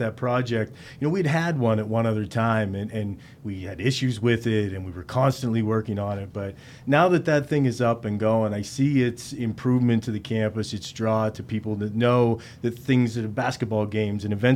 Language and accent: English; DuBois, Pennsylvania, United States; I'm from Du Bois originally too